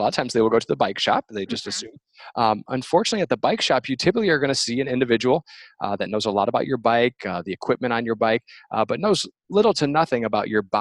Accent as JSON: {"language": "English", "region": "Michigan", "country": "United States", "moved": "as an adult", "lives_now": "Portland, United States", "said": "I'm originally from the Midwest, so I'm from Michigan, and kind of grew up with cycling"}